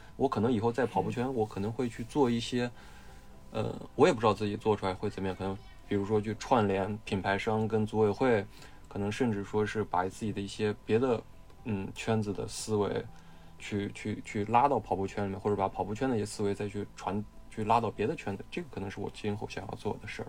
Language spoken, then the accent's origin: Chinese; Shaanxi, China; 我是陕西人